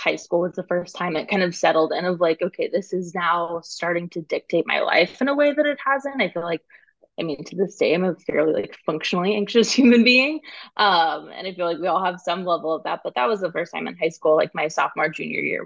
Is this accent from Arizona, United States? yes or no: yes; Phoenix, Arizona, United States; moved away as an adult; also born or lived in New York / California; now in Bay Area, United States; I live in the Bay Area currently. I grew up in Phoenix, Arizona.